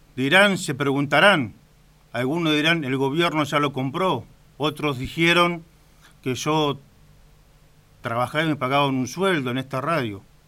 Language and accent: Spanish; Caleta Olivia, Santa Cruz, Argentina; now in Río Gallegos, Argentina; He nacido en la ciudad de Río Gallegos y me he criado en la ciudad de Caleta, Olivia